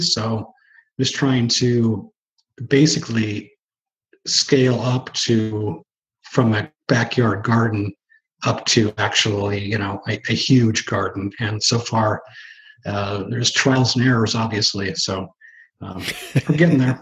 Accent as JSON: {"language": "English", "region": "Washington", "country": "United States", "tie": "born or raised there", "also_born_or_lived": "Oregon", "said": "we moved from Oregon up here as a kid to Washington State"}